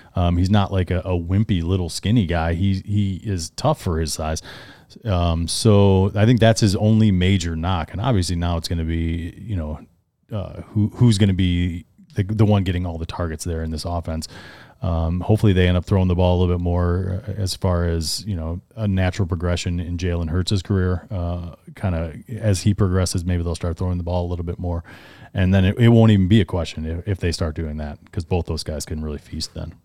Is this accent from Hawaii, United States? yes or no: no; Cleveland, Ohio, United States; we're, we're from Cleveland, so we're Browns fans here